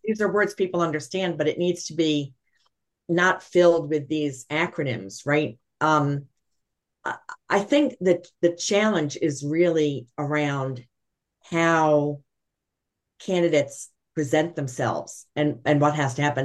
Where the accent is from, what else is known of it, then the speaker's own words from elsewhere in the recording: New York City, New York, United States; I'm a New Yorker by trade